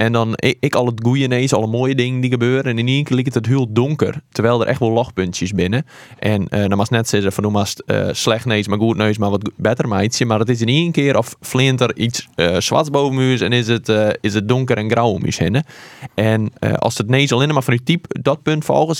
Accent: Harkema, Friesland, Netherlands; accent: Wâldpyk; ik kom uit Harkema

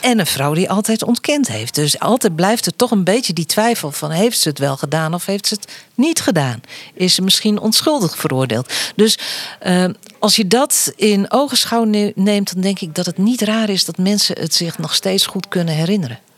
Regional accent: southwest Friesland, Netherlands; Ik kom uit het zuidwesten van Friesland

